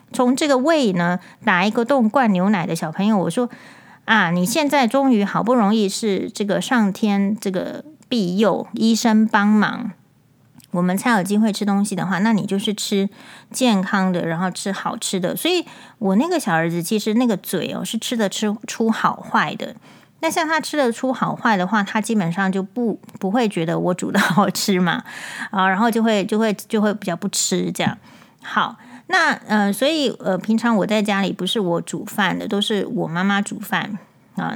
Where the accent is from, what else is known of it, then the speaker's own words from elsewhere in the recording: Taiwan; 我们身为台湾人